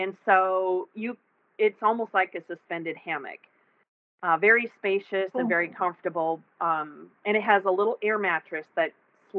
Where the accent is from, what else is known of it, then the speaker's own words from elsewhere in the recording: Texas, United States; I'm a Texan